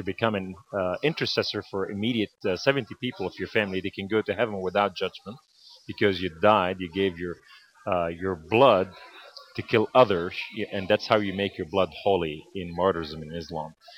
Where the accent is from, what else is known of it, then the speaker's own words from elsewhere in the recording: Beirut, Beirut Governorate, Lebanon; now in United States; I was born in Beirut, Lebanon, to a Muslim Sunni family